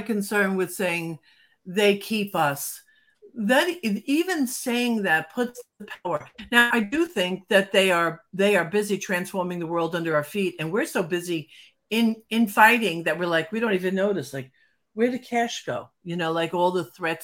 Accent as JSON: {"language": "English", "region": "New Jersey", "country": "United States", "said": "I'm from New Jersey"}